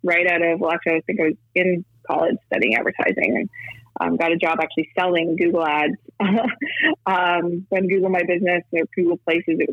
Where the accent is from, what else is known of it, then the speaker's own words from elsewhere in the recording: Canada; I'm actually Canadian myself, based here